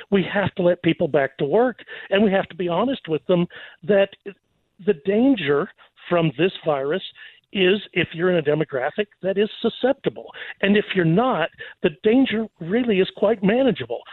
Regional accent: Texas, United States; I'm going to revert to being Texan

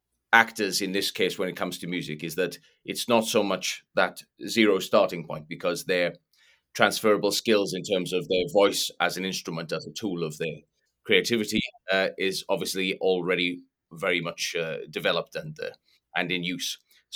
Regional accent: Wales, United Kingdom; I'm from

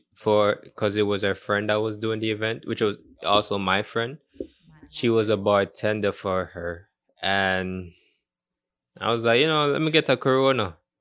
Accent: Portmore, Saint Catherine, Jamaica; also born or lived in Kingston; I don't remember the exact hospital name, but I was born in Kingston. And I was raised there for 2-3 years, and then I was moved to Portmore.

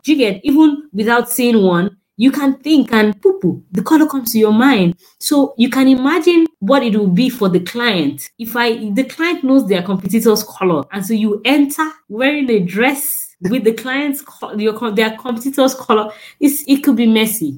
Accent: Nigeria; as a Nigerian

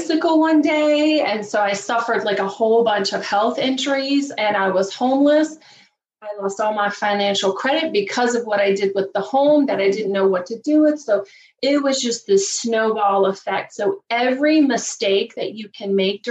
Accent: Virginia, United States; also born or lived in Chicago area, Illinois; now in Chicago, United States; even though I live outside of Chicago, I'm originally from Virginia. So I grew up just a poor country girl from Virginia.

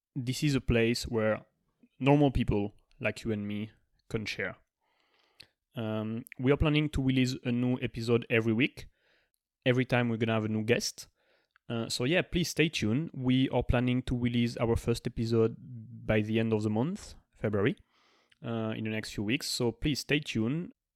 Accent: France; also born or lived in Australia; now in United States; I'm from France

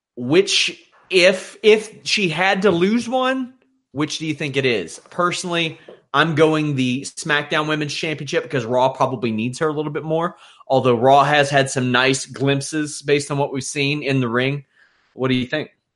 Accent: Kentucky, United States; I am from Kentucky, huge basketball state, no basketball team.

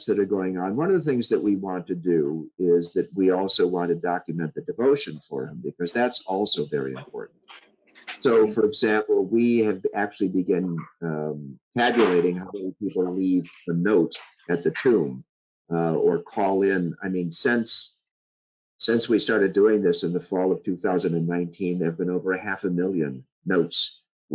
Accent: Chicago, Illinois, United States; moved away; also born or lived in Wisconsin; I'm from Chicago

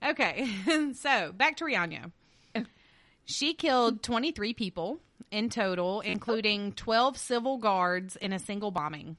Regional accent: Louisiana, United States; I'm from Louisiana, so you are gonna get Louisiana pronunciation

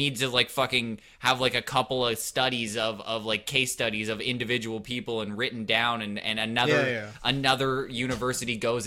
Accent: Canada; We're just Canadian

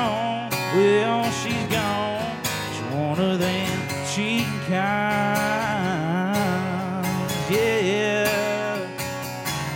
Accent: Baxley, Georgia, United States; I'm from Baxley, Georgia

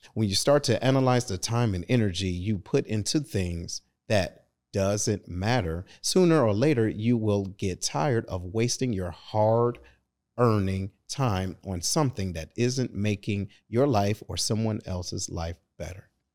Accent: Detroit, Michigan, United States; moved away; I'm originally from Detroit

